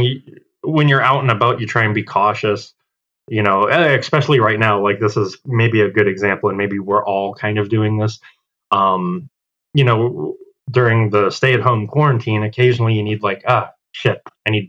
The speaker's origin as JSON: {"language": "English", "town": "Clearwater", "region": "Florida", "country": "United States", "tie": "born or raised there", "also_born_or_lived": "Tampa, Florida / Los Angeles, California", "moved": "as an adult", "lives_now": "Illinois, United States", "said": "Born and raised in Clearwater, Safety Harbor area, but like yeah, after I moved out, I moved to Tampa"}